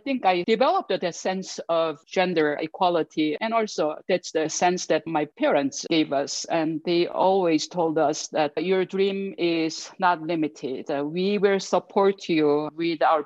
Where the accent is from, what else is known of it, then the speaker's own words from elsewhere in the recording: South Korea; English is a second language; moved away as an adult; now in Denver, United States; I grew up in Korea, and I was born into a military family.